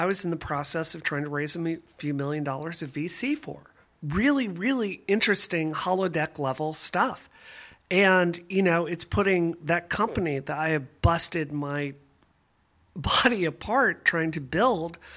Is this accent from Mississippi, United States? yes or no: yes; Mississippi, United States; now in Boston, United States; I grew up in Mississippi